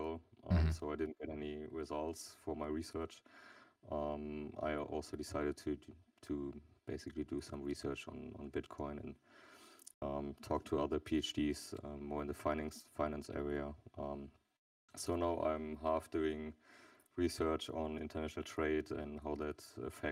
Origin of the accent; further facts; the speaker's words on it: Germany; I'm from Germany